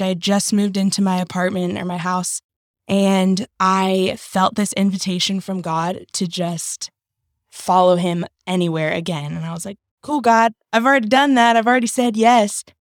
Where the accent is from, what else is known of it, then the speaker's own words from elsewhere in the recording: North Carolina, United States; also born or lived in Berlin, Vermont; I was raised in North Carolina since I was, like, seven years old